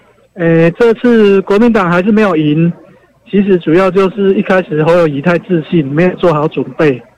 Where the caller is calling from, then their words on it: Changhua County, Taiwan; 我是彰化的